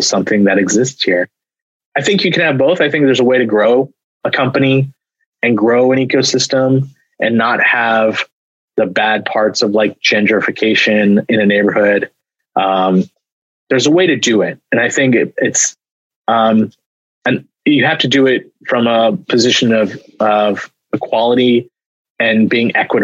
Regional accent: Bay Area, California, United States; now in Portland, United States; I grew up down in the Bay Area

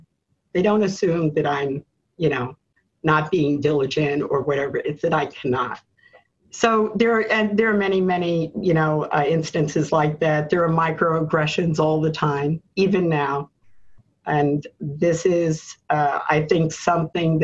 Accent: New York City, New York, United States; a Black woman born in Harlem, growing up in America

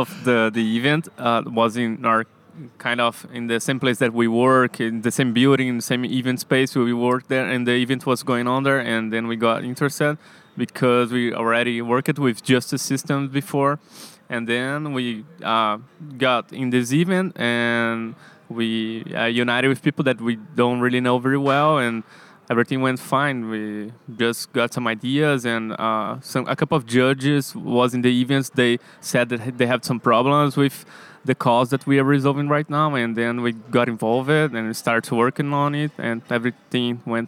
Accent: Florianópolis, Santa Catarina, Brazil; Florianópolis, Brazil.

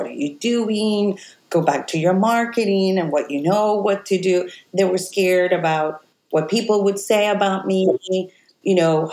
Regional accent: Puerto Rico; moved away as an adult; I was born in Puerto Rico on the West Coast.

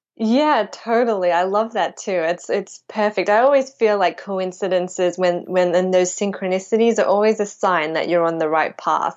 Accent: Melbourne, Victoria, Australia; I grew up in Melbourne, Australia

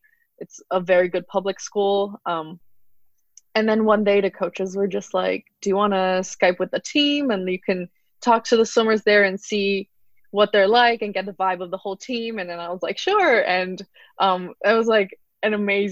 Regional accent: Hong Kong; moved away as an adult; I'm mixed, but I was born and raised in Hong Kong

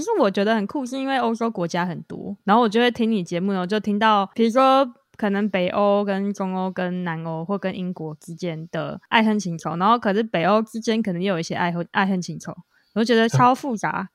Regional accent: Taiwan; moved away; 因为我们都台湾土生土长嘛

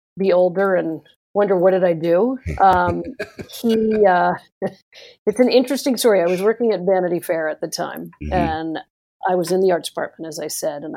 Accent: Washington, District of Columbia, United States; moved away as an adult; also born or lived in New York; I grew up in Washington, D.C.

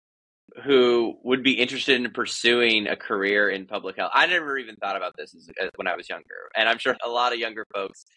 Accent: Louisiana, United States; moved away; I was born in Louisiana

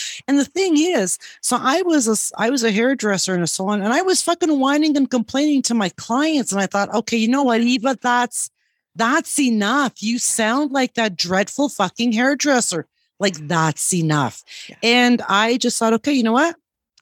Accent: Canada; moved away as an adult; now in Guatemala; I am a Canadian

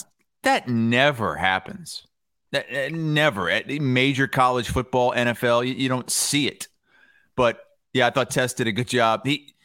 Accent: Iowa, United States; It's not a great area, but I came from Iowa, so

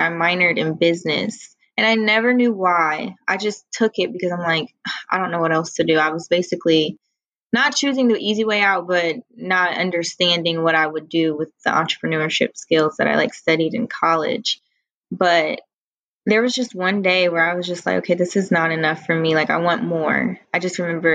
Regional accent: Columbus, Ohio, United States; now in Washington, D.C., United States; back home, it was like, you know, I'm from Columbus, Ohio, so it's small Midwest town.

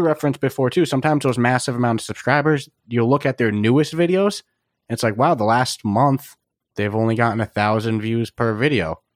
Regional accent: East Coast, United States; I'm from the East Coast

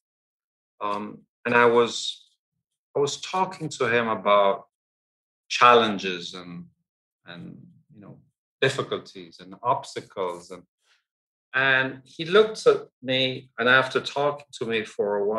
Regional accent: Argentina; I was born and raised in Argentina. My parents were English, and I went at a very young age to an English boarding school in Argentina.

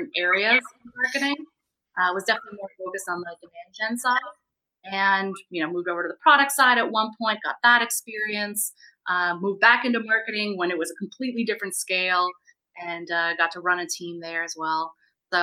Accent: suburbs of Boston, Massachusetts, United States; also born or lived in Montreal, Canada; I grew up in the suburbs of Boston

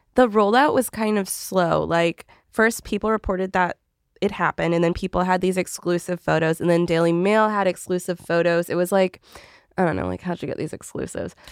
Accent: Canada; I'm Canadian

